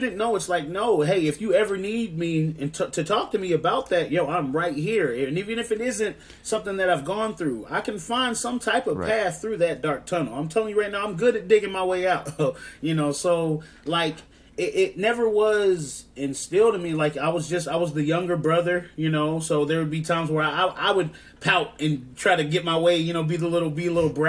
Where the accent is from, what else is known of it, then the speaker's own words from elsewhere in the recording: Georgia, United States; accent: southern twang; growing up in Georgia, going to a Georgia high school